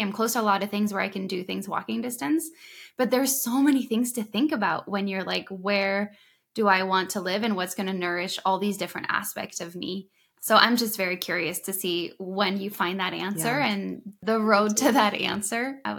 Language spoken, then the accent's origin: English; Thailand; And so I've grown up a little bit all over. I grew up in Thailand when I was little.